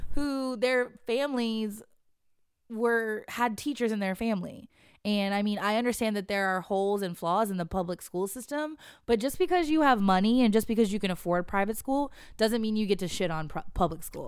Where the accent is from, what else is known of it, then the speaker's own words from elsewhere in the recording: West Coast, United States; moved away; I grew up on the West Coast and the far, far West.